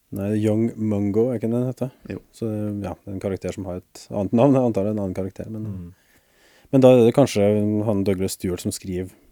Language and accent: Norwegian; Norway; for meg som nordmann